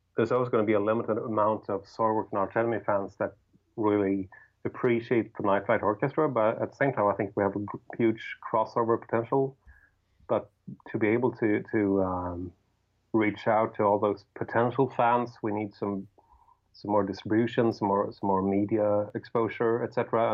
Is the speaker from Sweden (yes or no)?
yes; Sweden; English is a second language; we growing up in Sweden